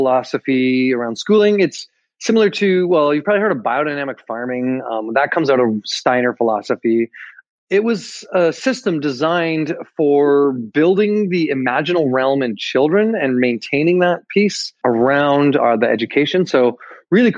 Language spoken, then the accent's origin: English; Calgary, Alberta, Canada; moved away; I was born in Alberta, in Calgary, actually, originally